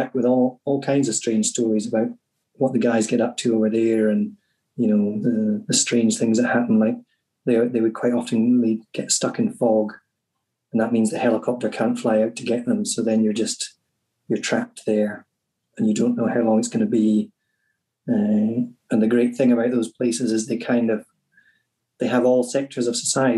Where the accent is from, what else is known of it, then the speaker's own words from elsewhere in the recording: Cromarty Firth, the Highlands, Scotland, United Kingdom; where I grew up on the Cromarty Firth